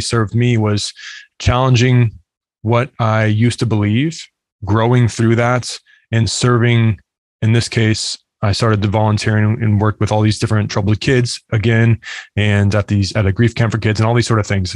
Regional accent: United States; also born or lived in Arizona; now in Lakeland, Florida, United States; growing up in the United States

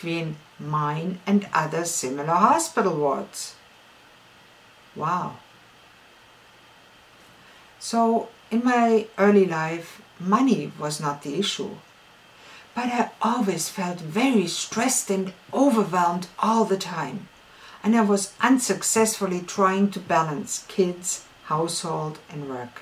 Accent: Ulm, Baden-Württemberg, Germany; I was born in Ulm, in southwest Germany.

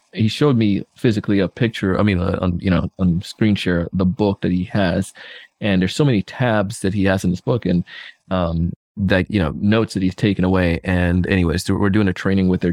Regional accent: Jamaica; now in South Florida, United States; I grew up in Jamaica as a kid

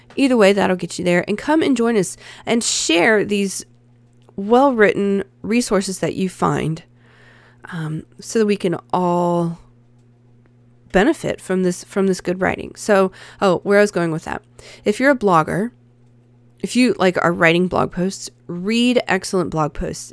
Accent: the American South, United States; I'm a Southerner

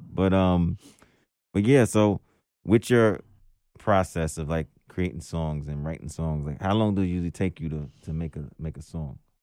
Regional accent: New York City, New York, United States; also born or lived in Jersey City, New Jersey; I'm from Brooklyn

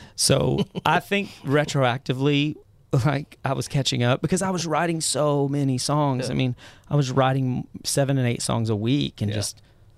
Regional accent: Mineral Wells, Texas, United States; I grew up in Mineral Wells, Texas.

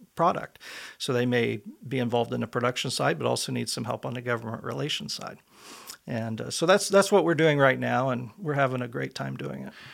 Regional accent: Elwood, Indiana, United States; moved away as an adult; also born or lived in Washington, D.C.; I was, uh, born and raised in Elwood, Indiana, a small town

